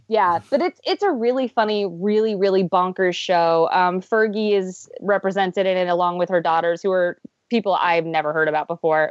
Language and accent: English; Pennsylvania, United States; I grew up in Pennsylvania, though not the part of Pennsylvania this is set in.